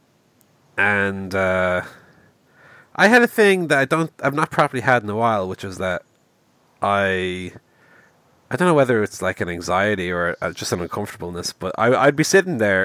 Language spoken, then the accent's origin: English; Ireland; I'm Irish